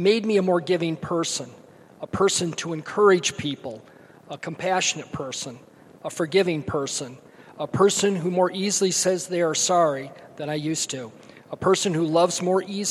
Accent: Kalamazoo, Michigan, United States; I grew up in Kalamazoo, Michigan, wonderful parents

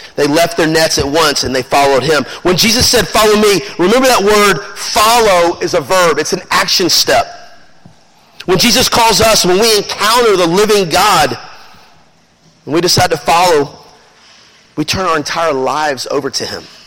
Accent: Memphis, Tennessee, United States; we're from Memphis

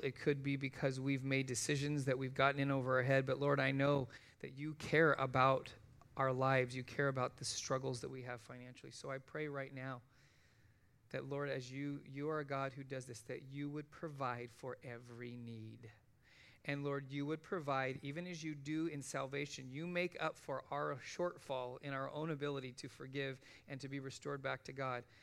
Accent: United States; I'm an American

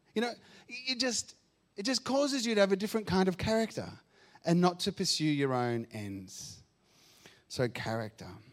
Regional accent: Argentina; now in Australia; I grew up in Argentina

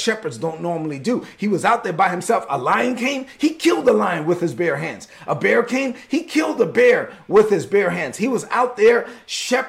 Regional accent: New York, United States; moved away; I'm from New York

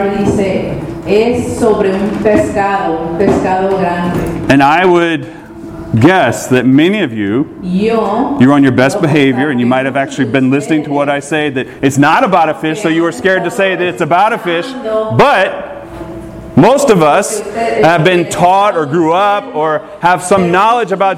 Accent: Georgia, United States; I grew up in Georgia

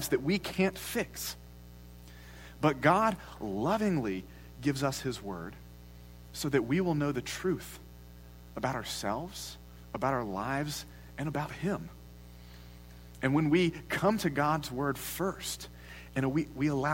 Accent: United States; as Americans

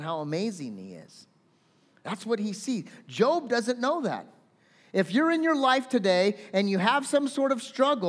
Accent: California, United States; I'm a Californian.

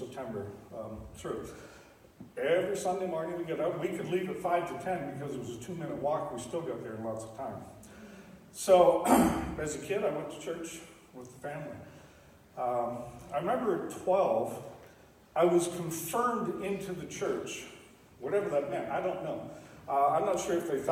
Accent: Stratford, Ontario, Canada; I grew up in Stratford, Ontario

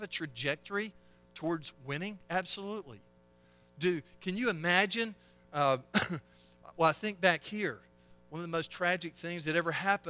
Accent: Selma, Alabama, United States; I'm from Selma, Alabama, of all armpits of a place to grow up

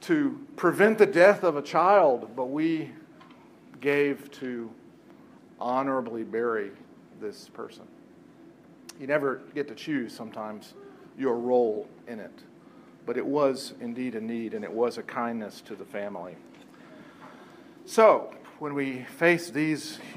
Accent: Lancaster County, Pennsylvania, United States; we're from Lancaster County

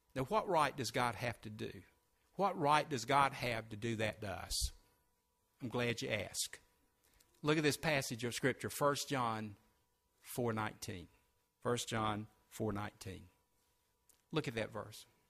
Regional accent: Sumter, South Carolina, United States; also born or lived in Spartanburg, South Carolina; my hometown of Sumter

